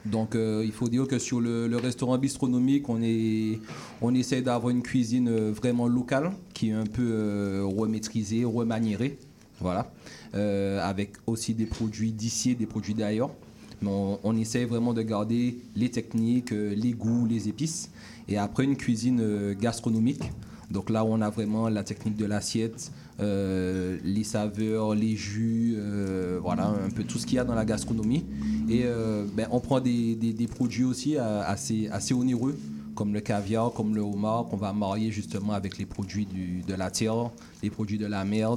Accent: Martinique; moved away; on est sorti de la Martinique

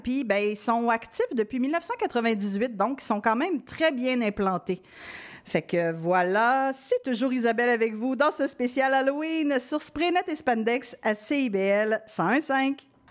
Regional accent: Quebec City, Quebec, Canada; je suis originaire de Québec

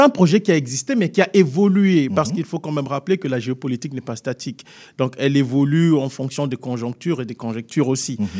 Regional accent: DR Congo; moved away; Je peux en tant que Congolais d'origine

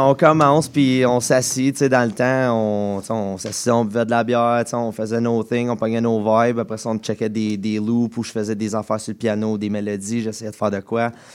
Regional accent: Embrun, Ontario, Canada; je viens de, de, Embrun, en Ontario

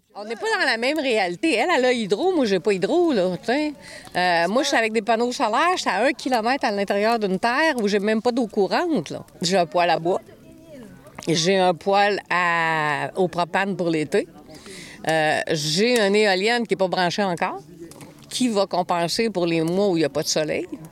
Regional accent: Montreal, Quebec, Canada; moved away as an adult; now in Gaspésie, Canada; je suis née à Montréal

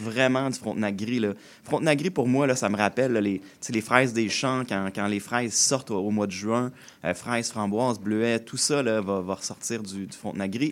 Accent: Joliette region, Quebec, Canada; Je suis né euh, dans la région de Joliette

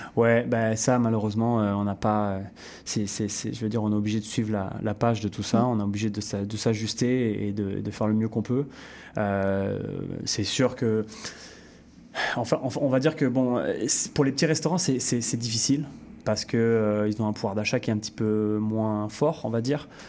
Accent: France; now in Canada; revenir un peu sur, sur ma terre natale

